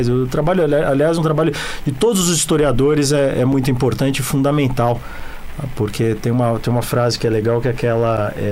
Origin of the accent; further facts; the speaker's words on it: Porto Alegre, Rio Grande do Sul, Brazil; now in São Paulo, Brazil; eu nasci em Porto Alegre.